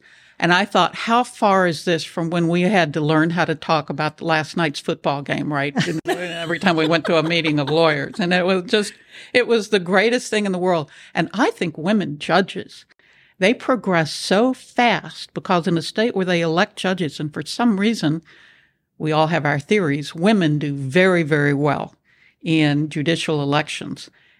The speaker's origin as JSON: {"language": "English", "region": "the South", "country": "United States", "tie": "born or raised there", "said": "especially growing up in the South, I had a way of communicating that was very deferential."}